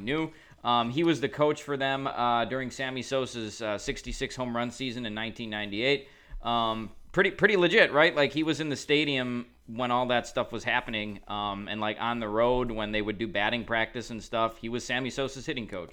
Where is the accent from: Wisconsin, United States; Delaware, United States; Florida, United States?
Wisconsin, United States; now in Chicago, United States; I grew up in Wisconsin